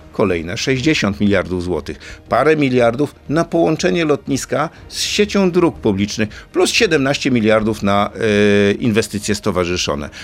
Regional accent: Elbląg, Warmian-Masurian Voivodeship, Poland; Ja jestem z Elbląga

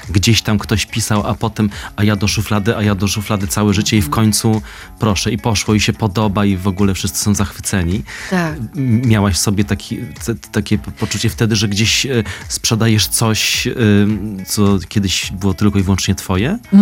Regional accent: Kraków, Lesser Poland, Poland; Ja z Krakowa jestem

